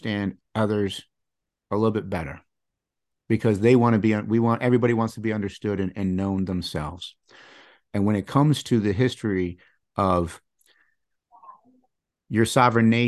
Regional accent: Michigan, United States; I grew up in Michigan

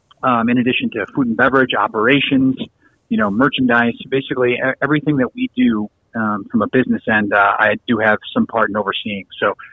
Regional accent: Chicago, Illinois, United States; moved away; I'm originally from Chicago.

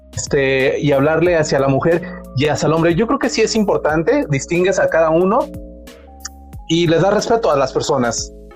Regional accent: Mexico; así somos los mexicanos

